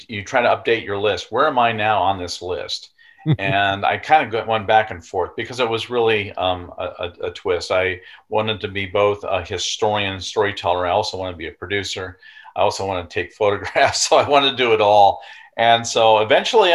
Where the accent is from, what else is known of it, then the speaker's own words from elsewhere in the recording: Wisconsin, United States; also born or lived in Indiana; born in Indiana, and then eventually by my third year, we had moved to Wisconsin. And that's really where I grew up